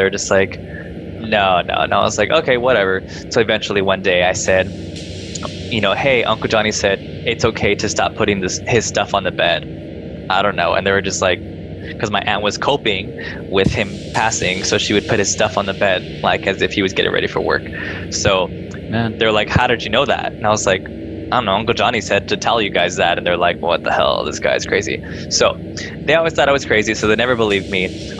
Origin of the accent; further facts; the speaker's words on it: Rancho Cucamonga, California, United States; I grew up in Rancho Cucamonga